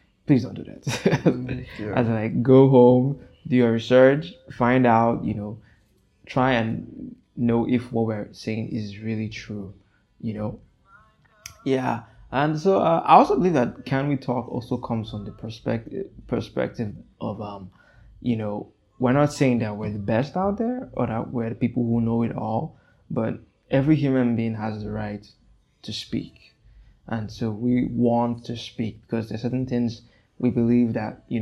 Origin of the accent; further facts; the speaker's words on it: Nigeria; also born or lived in Democratic Republic of the Congo; I'm from the Democratic Republic of Congo. I live in Nigeria. I was actually born and raised in Nigeria